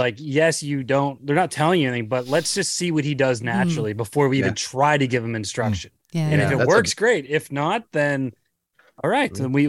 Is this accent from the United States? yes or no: no; Ontario, Canada; I was born in Ontario, but my parents and all my extended family are out east.